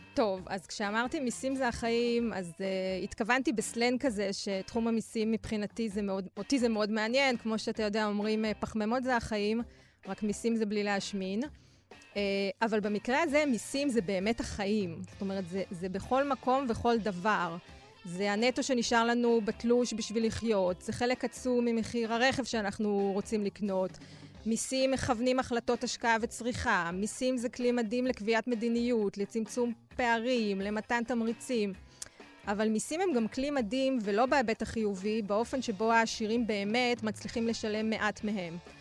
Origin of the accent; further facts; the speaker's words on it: Bnei Brak, Tel Aviv District, Israel; גדלתי בבני ברק